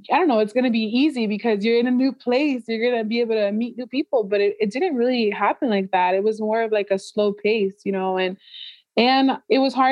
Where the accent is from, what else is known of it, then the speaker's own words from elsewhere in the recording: Florida, United States; moved away as an adult; now in Georgia, United States; I moved from Florida, my home, where I basically grew up in, since I was 13 years old